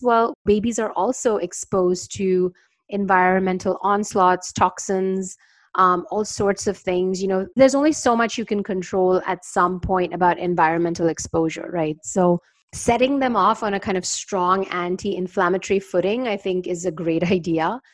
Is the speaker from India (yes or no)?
yes; India; moved away; also born or lived in New York, United States; I grew up in India